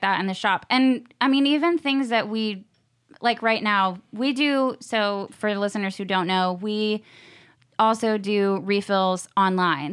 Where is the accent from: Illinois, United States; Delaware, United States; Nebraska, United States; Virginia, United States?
Virginia, United States; Virginia Beach; moved away as an adult; also born or lived in Costa Rica; now in Nashville, United States; I am from Virginia, Beach, Virginia